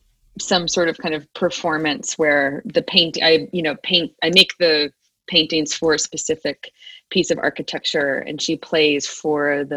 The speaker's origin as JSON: {"language": "English", "town": "Hopewell", "region": "New Jersey", "country": "United States", "tie": "born or raised there", "also_born_or_lived": "Providence, Rhode Island", "moved": "yes", "lives_now": "Los Angeles, United States", "said": "I grew up in New Jersey."}